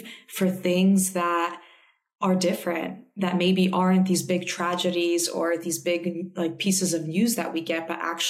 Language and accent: English; New Jersey, United States; moved away as an adult; also born or lived in Manhattan; now in Australia; I am Polish American, first generation in America, born and raised in New Jersey.